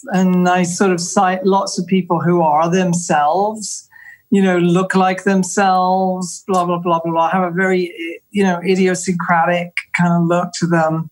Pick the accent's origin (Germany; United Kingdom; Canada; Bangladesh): United Kingdom; England; moved away; I'm English